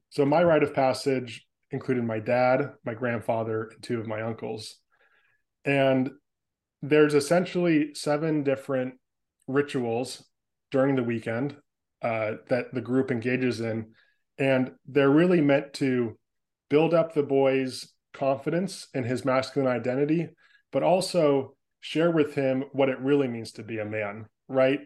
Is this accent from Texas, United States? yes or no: no; San Francisco Bay Area, California, United States; moved away as an adult; now in Portland, United States; I was born and raised in the San Francisco Bay Area in California. I spent the first 25 years of my life there